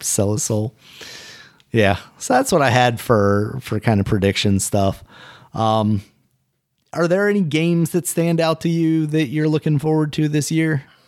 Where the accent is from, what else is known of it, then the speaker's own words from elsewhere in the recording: United States; I'm American